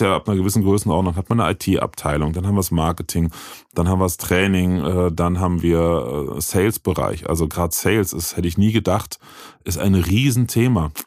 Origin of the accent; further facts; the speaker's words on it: Bitburg, Rhineland-Palatinate, Germany; Ich komme gebürtig aus Bitburg witzigerweise, da wo das Bier herkommt.